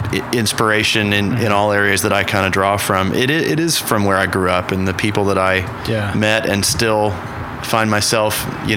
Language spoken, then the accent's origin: English; Oklahoma City, Oklahoma, United States; Yeah. I mean, growing up here was amazing, right?